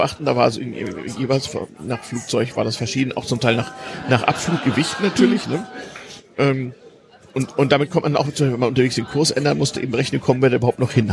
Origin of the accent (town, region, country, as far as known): GDR, East Germany, Germany